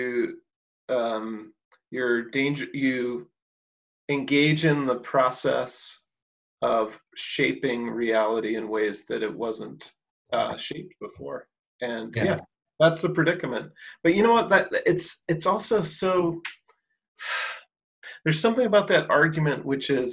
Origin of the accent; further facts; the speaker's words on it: Chicago, Illinois, United States; moved away as an adult; now in Cleveland, United States; I'm from the Chicago area